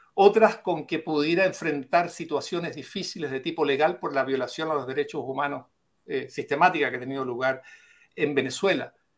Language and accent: Spanish; Chile; como chileno